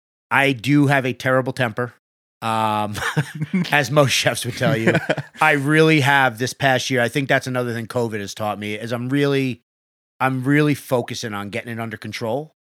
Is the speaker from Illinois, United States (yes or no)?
no; New York, United States; We're from New York, so I don't know how it all